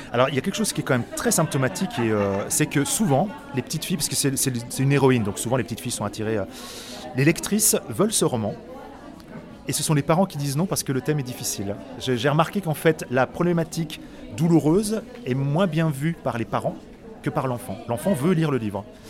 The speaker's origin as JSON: {"language": "French", "town": "Autun", "region": "Bourgogne-Franche-Comté", "country": "France", "tie": "born or raised there", "also_born_or_lived": "Paris", "moved": "as an adult", "said": "je suis autunois, je suis né à Autun, euh, j'ai vécu 18 ans à Autun"}